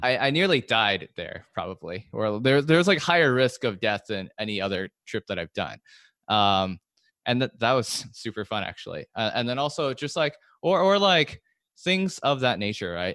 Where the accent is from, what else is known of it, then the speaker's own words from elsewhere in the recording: California, United States; I grew up in California